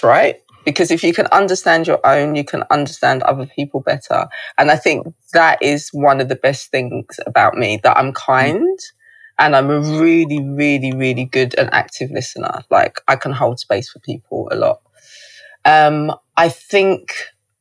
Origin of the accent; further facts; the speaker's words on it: Zimbabwe; I was born in Zimbabwe.